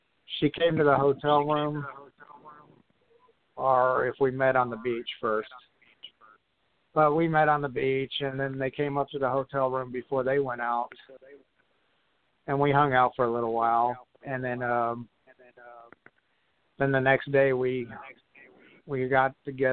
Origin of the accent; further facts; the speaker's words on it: Houston, Texas, United States; also born or lived in South Bend, Indiana; I was born in South Bend, but I grew up pretty much in Houston, Texas, in the Cypress area, Bear Creek